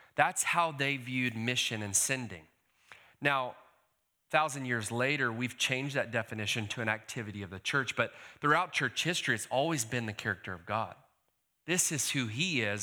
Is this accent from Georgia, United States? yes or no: yes; Decatur, Georgia, United States; also born or lived in California; I hail from Decatur, Georgia